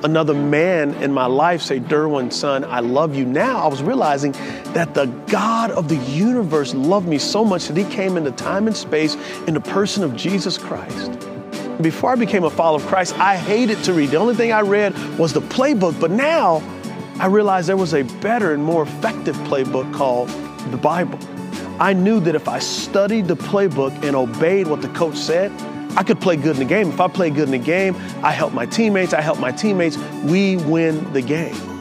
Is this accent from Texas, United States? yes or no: yes; San Antonio, Texas, United States; I grew up in San Antonio, Texas